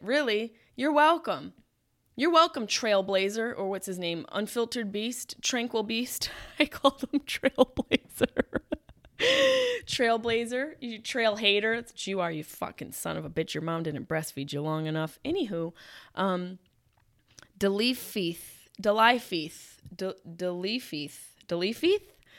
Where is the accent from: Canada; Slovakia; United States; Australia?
United States; Syracuse, New York; my house where I grew up in Syracuse, New York